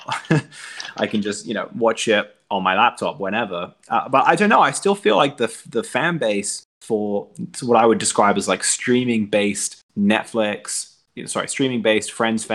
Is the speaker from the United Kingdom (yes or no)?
yes; England, United Kingdom; moved away; also born or lived in Northeast United States; growing up in England